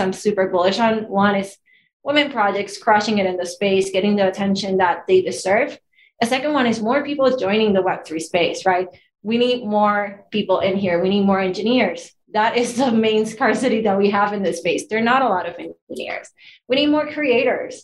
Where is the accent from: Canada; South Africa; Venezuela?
Venezuela; moved away as an adult; now in Los Angeles, United States; I'm Latina, I'm from Venezuela